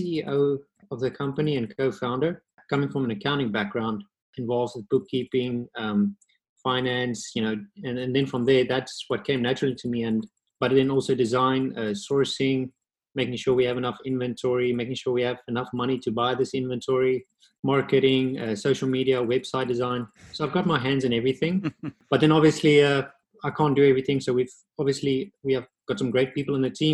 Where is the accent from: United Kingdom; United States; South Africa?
South Africa; moved away; I'm from South Africa originally. I grew up there.